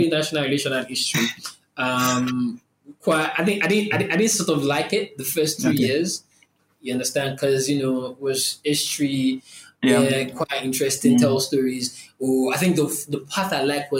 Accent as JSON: {"language": "English", "region": "Oyo", "country": "Nigeria", "also_born_or_lived": "Lagos, Nigeria", "said": "I'm from Oyo State. That's like another state in the country."}